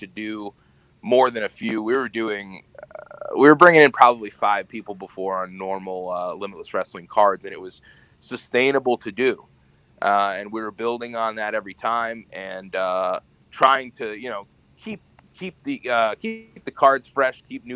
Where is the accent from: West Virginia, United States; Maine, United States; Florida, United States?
Maine, United States; Howland; I am from the Howland, Maine area, so I'm about 45 minutes north of Bangor.